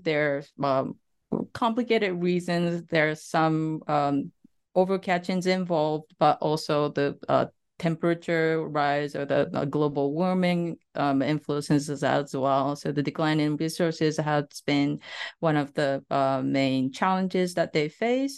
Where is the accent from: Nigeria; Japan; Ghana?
Japan; Saitama; moved away as an adult; also born or lived in Tokyo / New Jersey, United States; I was born in a coastal West, a prefecture named the, uh, Saitama Prefecture